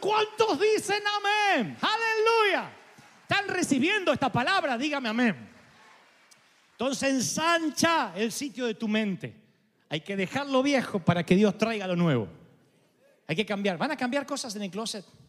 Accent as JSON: {"language": "Spanish", "country": "Argentina", "moved": "yes", "said": "En mi país"}